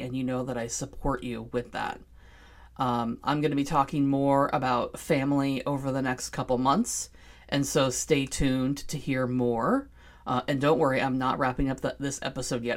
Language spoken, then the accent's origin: English; Seattle, Washington, United States; I was born and raised in Seattle